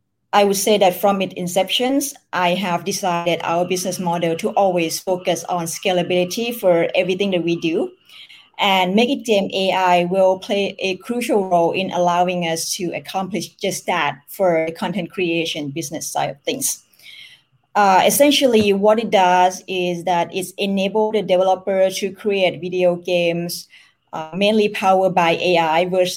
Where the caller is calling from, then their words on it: Bangkok, Thailand; I'm joining you from Bangkok, Thailand.